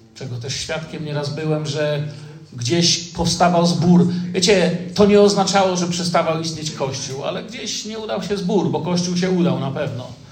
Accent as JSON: {"language": "Polish", "country": "Poland", "also_born_or_lived": "Moscow, Russia", "said": "jesteśmy z Polski"}